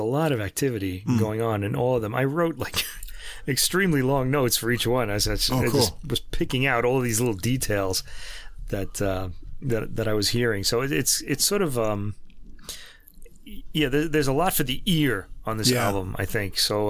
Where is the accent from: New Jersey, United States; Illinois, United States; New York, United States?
New York, United States; accent: New York; our New York accents